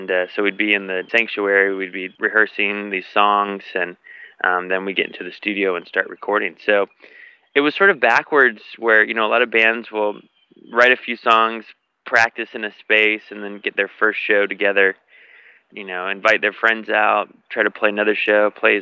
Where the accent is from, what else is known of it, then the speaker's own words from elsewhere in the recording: Virginia Beach, Virginia, United States; moved away as an adult; now in Nashville, United States; growing up in Virginia Beach, Virginia, it's not like a Chicago or an LA or New York City